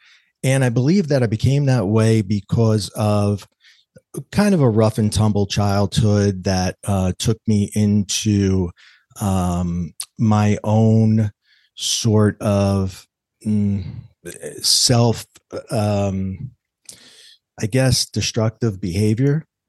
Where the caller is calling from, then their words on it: New York, United States; Well, I come to you today from New York, actually the border of New York and New Jersey, the East Coast, a little chilly outside